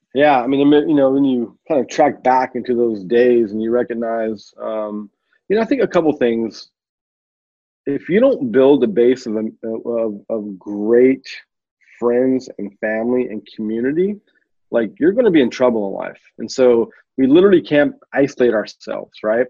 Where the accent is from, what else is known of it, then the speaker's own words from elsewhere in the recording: just outside of Oakland, California, United States; I grew up just outside of Oakland, California